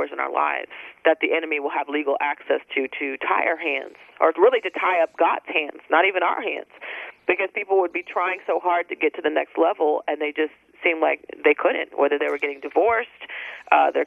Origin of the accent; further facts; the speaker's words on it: San Antonio, Texas, United States; moved away as an adult; also born or lived in Dallas; I moved from San Antonio, my hometown, after a divorce, and moved to Dallas